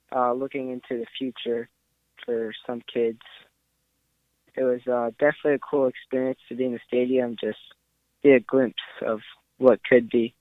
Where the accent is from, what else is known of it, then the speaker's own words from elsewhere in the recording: Maryland, United States; I'm from Maryland